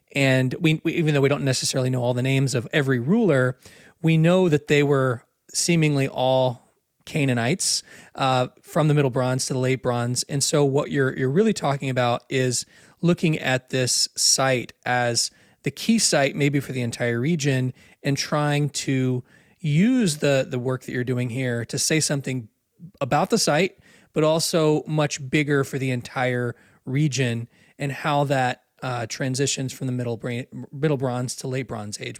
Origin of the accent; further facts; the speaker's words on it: United States; also born or lived in Israel; as an American